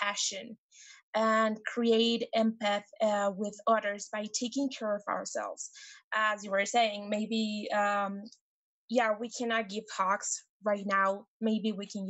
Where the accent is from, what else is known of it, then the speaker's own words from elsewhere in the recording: Mexico; I'm from Mexico